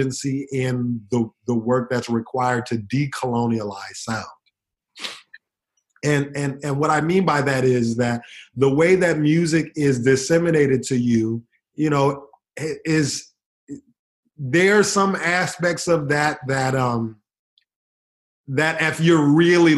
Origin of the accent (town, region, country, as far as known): United States